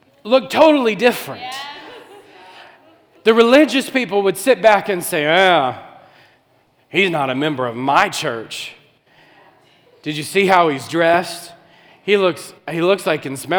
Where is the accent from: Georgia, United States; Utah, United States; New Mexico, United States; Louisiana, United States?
Louisiana, United States; New Orleans; we're from New Orleans